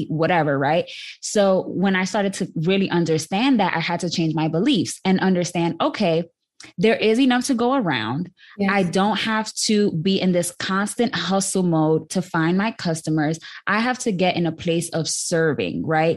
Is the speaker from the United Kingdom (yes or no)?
no; New York City, New York, United States; now in Dallas, United States; I was born and raised in the South Bronx, proudly. And now I live in Dallas, Texas